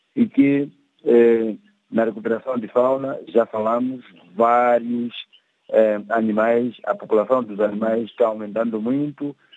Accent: Gorongosa, Sofala, Mozambique; Sou daqui da Gorongosa

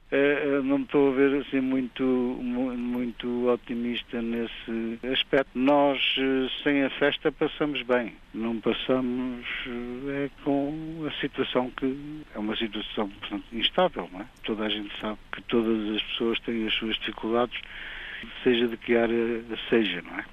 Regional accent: Portugal; now in United States; Falo Portugal porque, portanto, foi o país onde eu nasci

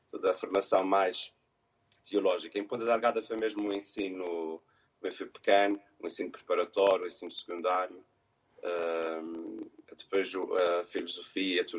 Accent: Montreal, Quebec, Canada; born there; a minha mãe diz muitas vezes que quando eu nasci falava-se muito em Montreal que eu nasci em 1980.

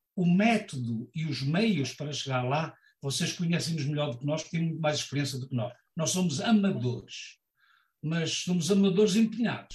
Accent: Portugal; accent: Portuguese; now in Germany; eu sou português e alemão

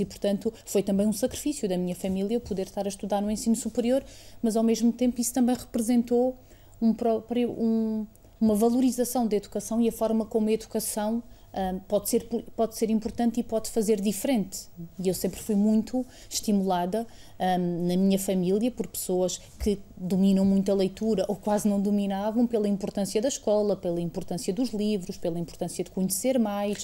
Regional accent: Estremoz, Alentejo, Portugal; moved away as an adult; also born or lived in Évora; eu nasci em Évora, mas vivi até aos 18 anos em Estremoz, que é um, uma cidade uh, com cerca de 12 mil habitantes no distrito de Évora

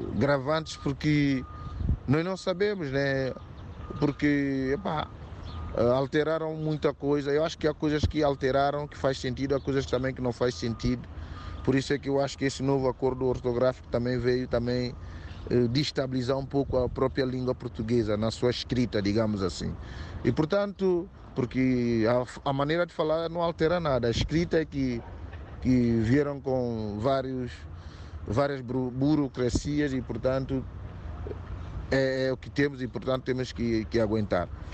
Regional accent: São Tomé & Príncipe; percebo bem as nossas, as nossas línguas todas de Santo Tomé

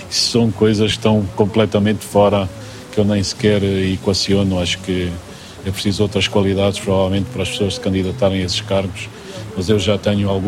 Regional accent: Central Plateau, Angola; now in Portugal; Vim de Angola, do Grande Planalto Central angolano, eh, da luz, da intensidade da, da terra.

